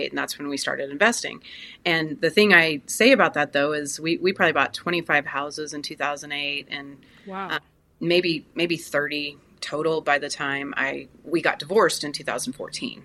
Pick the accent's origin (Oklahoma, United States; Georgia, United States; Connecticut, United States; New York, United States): Oklahoma, United States; Tulsa; I am based in Tulsa, Oklahoma. It's my hometown. It's where I was raised